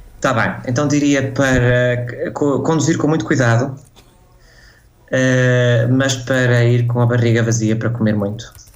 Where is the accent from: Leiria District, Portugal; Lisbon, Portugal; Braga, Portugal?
Braga, Portugal; Guimarães; moved away as an adult; now in Sweden; o Natal é para passar em Guimarães, que é de onde eu sou, é de lá que está a minha família